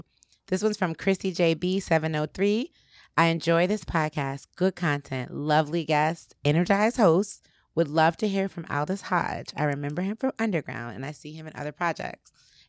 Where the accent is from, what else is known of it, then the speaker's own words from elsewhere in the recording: New Jersey, United States; I have a tattoo of an angel on my back, and I'm from New Jersey.